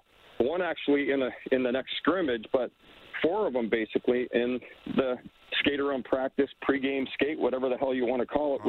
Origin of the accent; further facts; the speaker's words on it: Boston, Massachusetts, United States; because I know when I came from Boston, I could have played on the Boston, I felt like, forever.